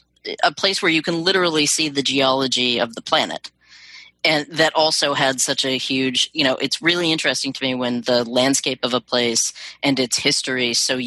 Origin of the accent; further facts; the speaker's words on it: Pacific Northwest, United States; I grew up in the Pacific Northwest, where the seasons aren't as well defined